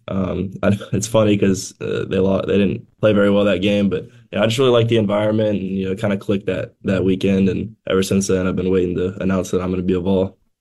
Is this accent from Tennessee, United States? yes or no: yes; Tennessee, United States; my home state